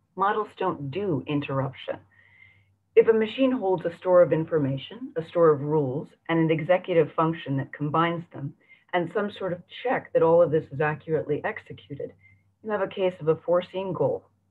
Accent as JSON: {"language": "English", "town": "San Francisco", "region": "California", "country": "United States", "tie": "born or raised there", "said": "my hometown of San Francisco"}